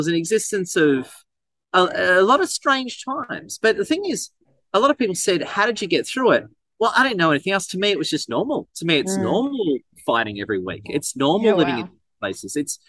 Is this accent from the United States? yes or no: no; Melbourne, Victoria, Australia; I was actually born in, actually I'm from St Kilda, Melbourne originally.